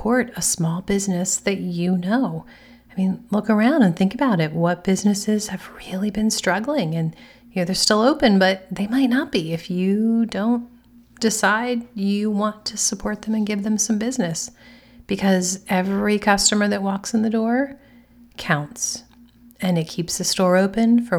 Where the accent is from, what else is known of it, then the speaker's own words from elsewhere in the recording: United States; Being an American